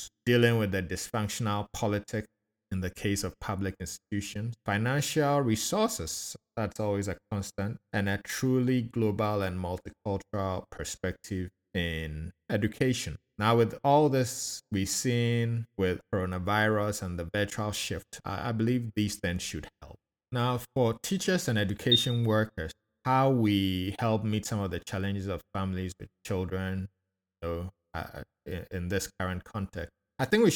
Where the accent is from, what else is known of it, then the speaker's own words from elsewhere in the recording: Akosombo, Eastern Region, Ghana; also born or lived in Nsutem, Ghana; now in Atlanta, United States; growing up in Akuse, Kosombo.